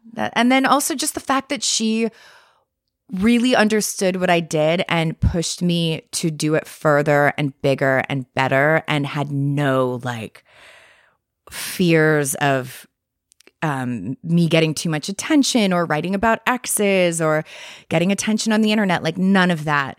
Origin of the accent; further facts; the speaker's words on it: Westport, Connecticut, United States; moved away; also born or lived in Montclair, New Jersey; I grew up in Westport, Connecticut.